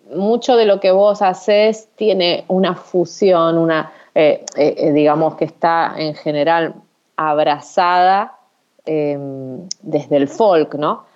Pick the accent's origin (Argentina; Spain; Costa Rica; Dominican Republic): Argentina; Santa Fe; soy de Santa Fe, que es el lugar donde nací